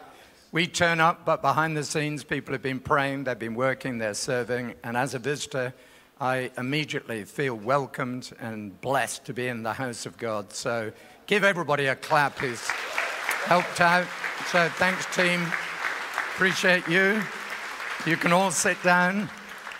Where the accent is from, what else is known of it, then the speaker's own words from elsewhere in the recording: England, United Kingdom; now in Australia; I'm from Australia, but originally from England